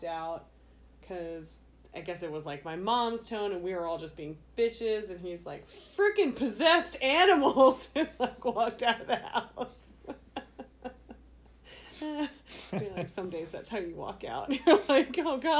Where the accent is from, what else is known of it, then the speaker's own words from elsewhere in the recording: Virginia, United States; moved away; when I was growing up in Virginia